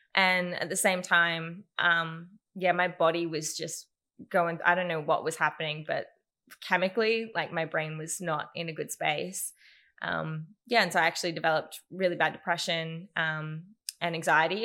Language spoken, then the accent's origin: English; Newcastle, New South Wales, Australia; I grew up in Newcastle, born and raised in Newey, and loved it